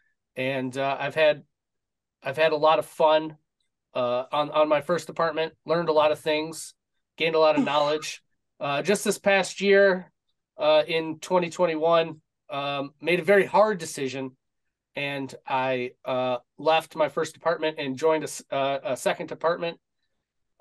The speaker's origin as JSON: {"language": "English", "area": "suburb of Detroit", "region": "Michigan", "country": "United States", "tie": "born or raised there", "said": "born and raised in Michigan, suburb of Detroit"}